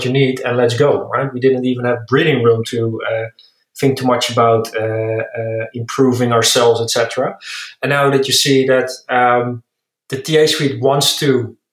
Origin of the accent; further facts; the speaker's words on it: Netherlands; accent: Dutch; English is a second language; moved away as an adult; now in Berlin, Germany; As you maybe can hear by my accent, I'm Dutch, but I'm located in Berlin, moved for Smart Recruiters here